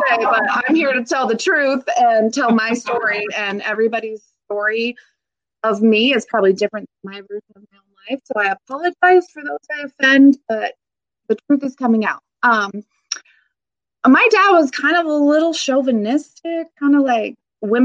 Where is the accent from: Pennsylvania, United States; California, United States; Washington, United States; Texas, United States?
Washington, United States; Vancouver; I grew up here in Vancouver, Washington